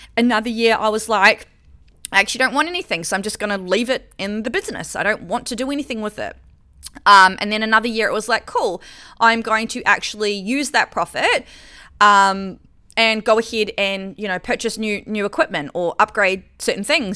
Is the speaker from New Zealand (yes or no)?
yes; New Zealand; moved away as an adult; now in Australia; I lived in New Zealand, I'm from New Zealand. And so I came to Australia when I was, like, twenty-four.